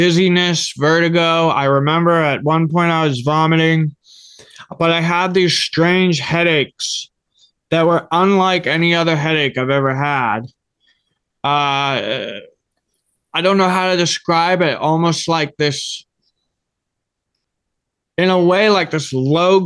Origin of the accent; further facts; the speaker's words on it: Grafton, Massachusetts, United States; I grew up in Grafton, Massachusetts